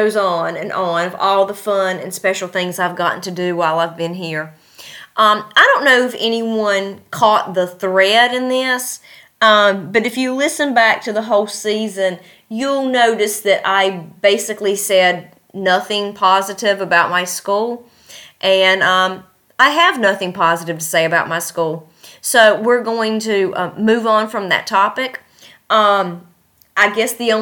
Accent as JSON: {"language": "English", "area": "near Christiansburg", "region": "Virginia", "country": "United States", "tie": "born or raised there", "moved": "as an adult", "lives_now": "Uzbekistan", "said": "my hometown"}